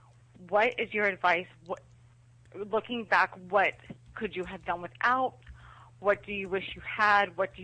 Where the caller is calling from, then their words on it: Georgia, United States; I'm calling from Georgia.